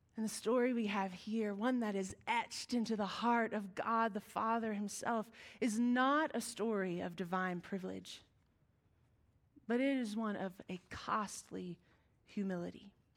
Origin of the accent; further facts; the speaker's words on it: West Virginia, United States; We are from West Virginia.